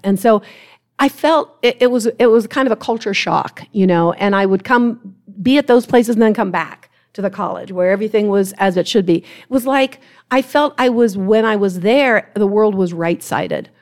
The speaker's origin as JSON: {"language": "English", "region": "Ohio", "country": "United States", "moved": "as an adult", "said": "from Ohio, I'm from Ohio"}